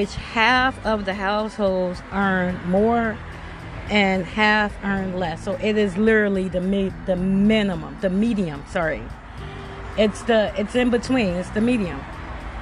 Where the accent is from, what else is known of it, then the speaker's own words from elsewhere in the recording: Chicago, Illinois, United States; I'm from Chicago.